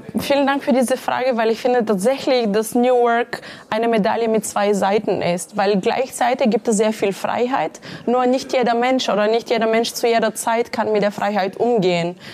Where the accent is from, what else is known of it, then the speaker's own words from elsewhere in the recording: Bulgaria; moved away as an adult; now in Munich, Germany; aufgewachsen in Bulgarien. In München bin ich seit äh, gut 15 Jahren.